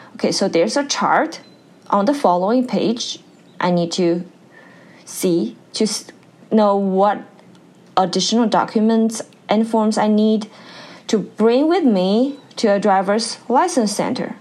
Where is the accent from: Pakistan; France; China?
China; English is a second language; moved away as an adult; now in Pennsylvania, United States; when we are learning English in China